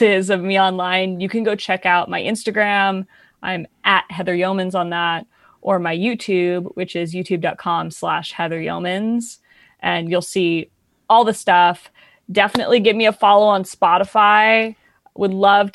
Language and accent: English; San Diego, California, United States; also born or lived in Los Angeles; I grew up in San Diego performing in professional theater